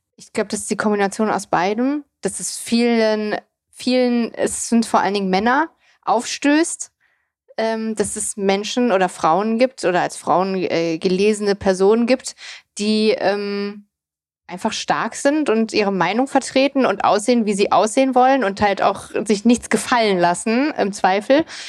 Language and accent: German; near Frankfurt, Hesse, Germany; moved away as an adult; also born or lived in East Germany (born) / Darmstadt; now in Berlin, Germany; Also ich bin ja in der Nähe von Frankfurt groß geworden, habe in Darmstadt studiert